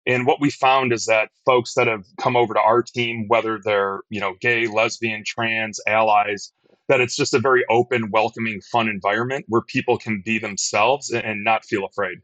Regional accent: Detroit, Michigan, United States; now in Chicago, United States; I grew up in Detroit

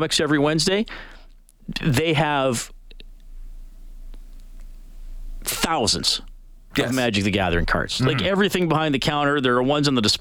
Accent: Canada; as a Canadian

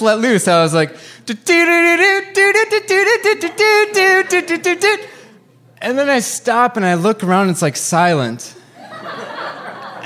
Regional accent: Wisconsin, United States

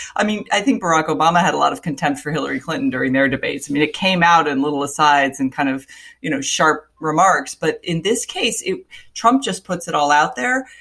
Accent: Florida, United States; I grew up in Florida

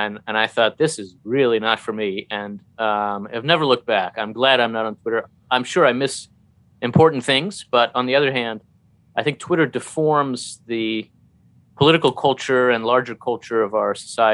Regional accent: New Jersey, United States; now in Maryland, United States; a foreign-born Jewish PhD. I grew up in New Jersey and live in Maryland

